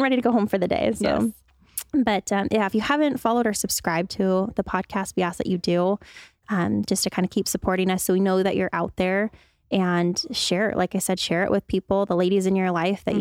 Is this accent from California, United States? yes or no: no; Spokane, Washington, United States; I grew up in Spokane.